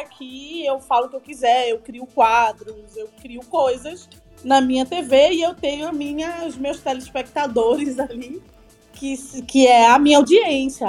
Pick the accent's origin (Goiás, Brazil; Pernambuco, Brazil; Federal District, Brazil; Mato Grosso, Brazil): Pernambuco, Brazil; Recife; eu sou de Recife